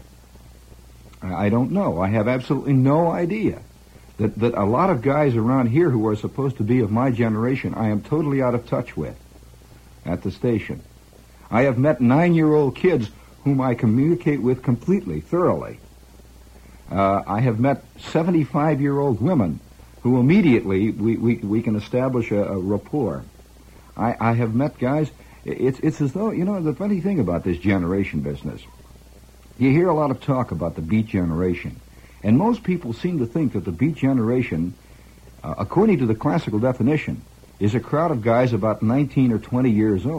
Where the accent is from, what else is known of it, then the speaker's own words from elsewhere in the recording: Indiana, United States; accent: Indiana; also born or lived in Chicago, Illinois; now in New York, United States; I was born in Chicago, lived there for a long time, then spent most of my formative years in Indiana, and then moved back to Chicago